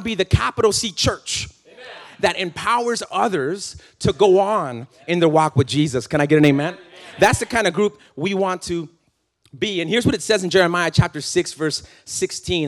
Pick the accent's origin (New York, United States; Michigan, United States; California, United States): California, United States; I'm from California